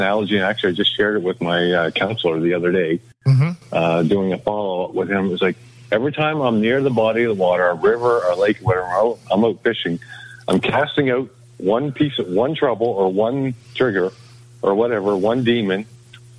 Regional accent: Nova Scotia, Canada; growing up in Nova Scotia

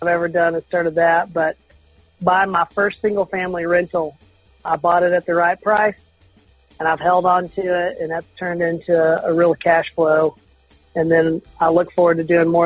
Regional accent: Canyon, Texas, United States; now in Lubbock, United States; I'm from the Amarillo area and grew up in Canyon originally

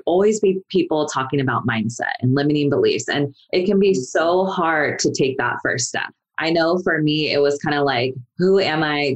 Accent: Sacramento, California, United States; moved away as an adult; now in Los Angeles, United States; I am from Sacramento, California. I grew up there

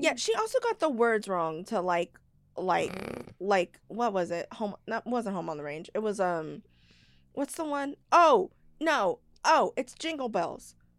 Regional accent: Texas, United States; I'm from Texas

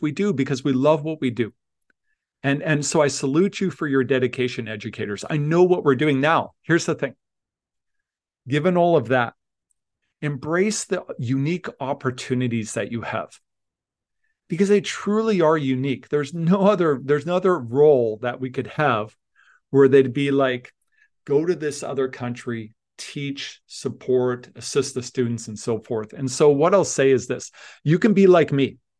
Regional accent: Leduc, Alberta, Canada; moved away; also born or lived in Tanzania; I grew up in Leduc, Alberta. I'm, I was a farm kid

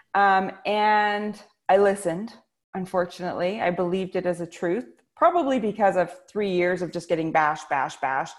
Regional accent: British Columbia, Canada; I'm Canadian, and I uh, grew up in a tiny little town in British Columbia

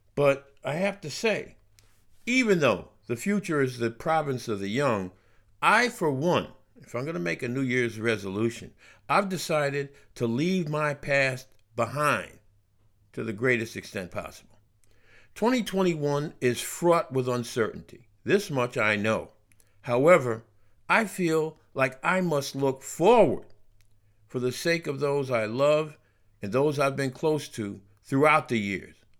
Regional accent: United States; now in United Kingdom; I'm an American, or a Yank, as they like to call me here

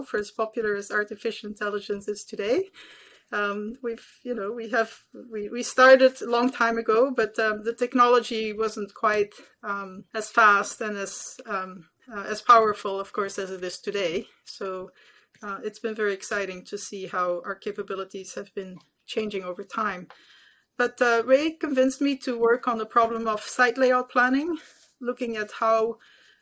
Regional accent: Belgium; moved away as an adult; now in United States; I was born and raised in Belgium

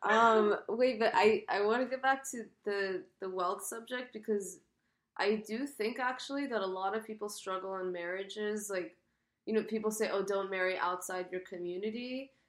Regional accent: United States; though I'm American, I very much feel. Um, I feel kind of Esfahani

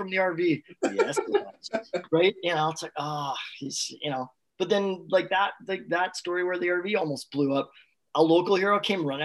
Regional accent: Canada; We're from Canada

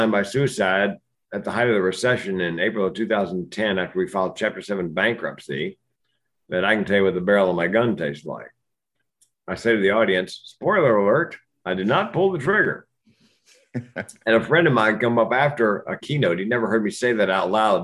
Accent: Raleigh, North Carolina, United States; I grew up in Raleigh, North Carolina.

